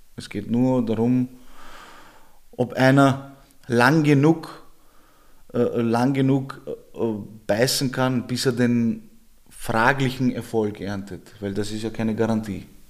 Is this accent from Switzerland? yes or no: no; Vienna, Austria; Ich bin aus Georgien ursprünglich, ich bin aber in Österreich geboren, also meine Eltern sind aus Georgien